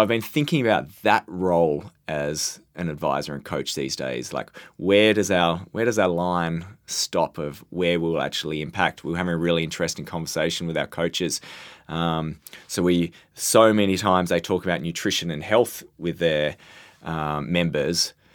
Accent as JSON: {"language": "English", "country": "Australia", "said": "as the Australian representative"}